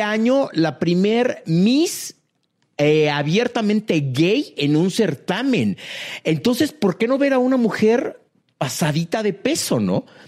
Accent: Mexico; yo como mexicano

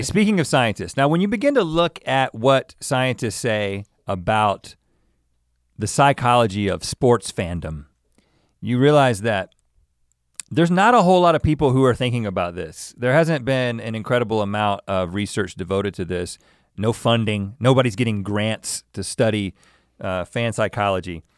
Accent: the South, United States; I'm from the South

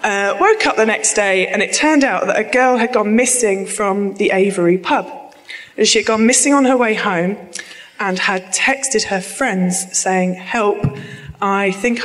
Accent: near Cambridge, East of England, United Kingdom; also born or lived in Lancashire; I am from near Cambridge.

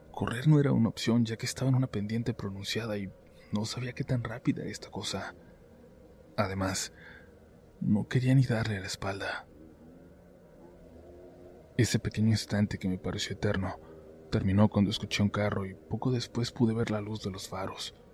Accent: Taxco de Alarcón, Guerrero, Mexico; Soy de Tasco de Alarcón en Guerrero, más precisamente de un barrio en las afueras que se llama Casaguates.

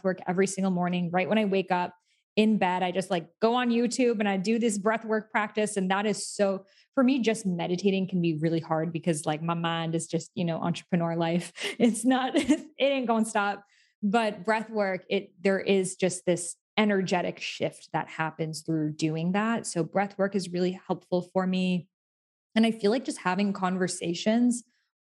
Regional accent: Massachusetts near Salem, United States; I grew up in Massachusetts near Salem

